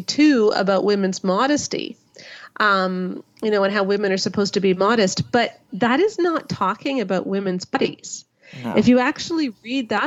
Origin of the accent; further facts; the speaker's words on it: Canada; I'm Canadian